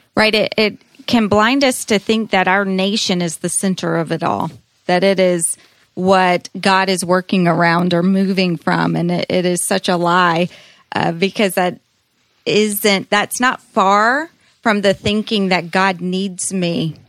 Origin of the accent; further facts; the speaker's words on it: United States; being Americans, there's great pride in being an American.